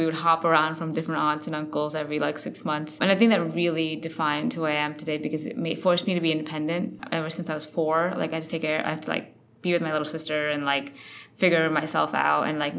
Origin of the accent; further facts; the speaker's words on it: Connecticut, United States; born there; also born or lived in India; I kind of grew up in a lot of different places. I was born in Connecticut. Then I actually lived in India for 4 years when I was 4 to 8.